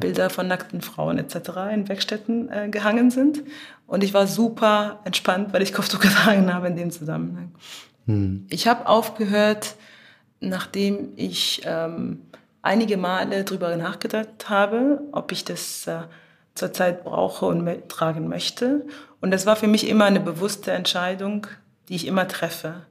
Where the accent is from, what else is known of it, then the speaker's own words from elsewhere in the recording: Cairo, Egypt; moved away; also born or lived in Germany; wir in Ägypten aufwachsen als Kinder